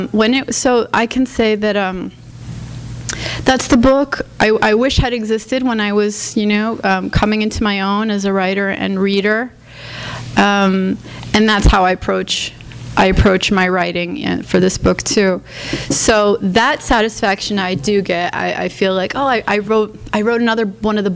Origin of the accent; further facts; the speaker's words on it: New Jersey, United States; we're both Latin from New Jersey